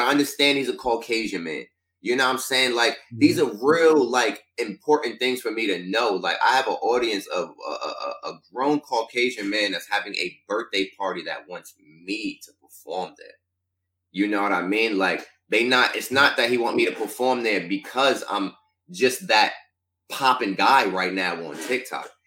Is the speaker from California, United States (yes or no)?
no; Stroudsburg, Pennsylvania, United States; my hometown started off first week number one. Shout out to Stroudsburg, Pennsylvania